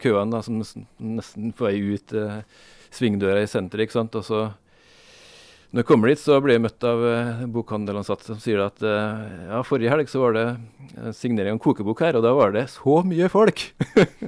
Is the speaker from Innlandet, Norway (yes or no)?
no; Sunndalen, Møre og Romsdal, Norway; hjemstedet mitt er eh, eh, Sunndalen